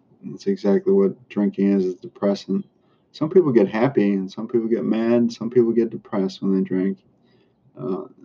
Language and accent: English; Chicago, Illinois, United States; now in Florida, United States; I'm from Chicago area